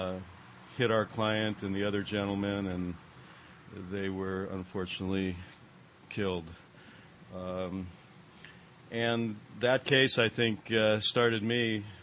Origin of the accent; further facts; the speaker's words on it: Culver City, California, United States; Back in the day when I grew up in Culver City.